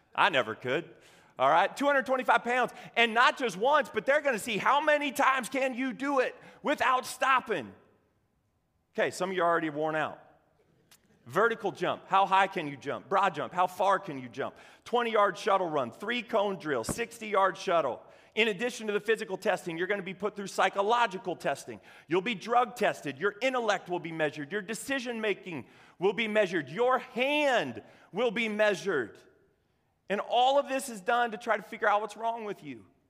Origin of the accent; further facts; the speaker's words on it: Cozad, Nebraska, United States; I grew up in Cozad, Nebraska, home of the haymakers.